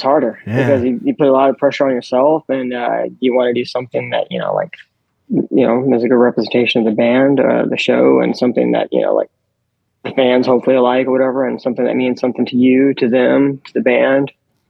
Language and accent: English; New Orleans, Louisiana, United States; born or raised there